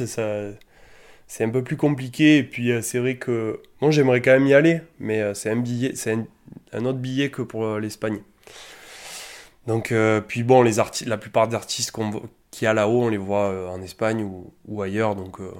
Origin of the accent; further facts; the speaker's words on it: Alès, Occitania, France; on, on vient tous d'Alès